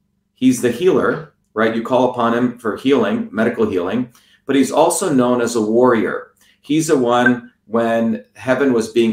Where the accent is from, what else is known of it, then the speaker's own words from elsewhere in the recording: India; moved away; growing up in India as a low caste, untouchable Indian